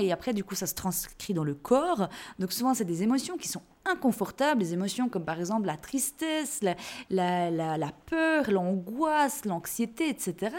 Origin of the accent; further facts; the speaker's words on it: Jura, Switzerland; je suis née en Suisse, je suis jurassienne, et chez nous, on dit roy